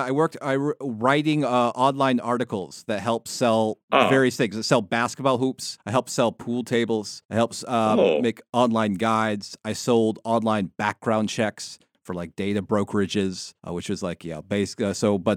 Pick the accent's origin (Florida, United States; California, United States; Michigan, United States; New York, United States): California, United States; San Diego; growing up in Southern California. I come from San Diego, so yeah, I used to follow the sport I really followed, I guess, as a kid was like baseball.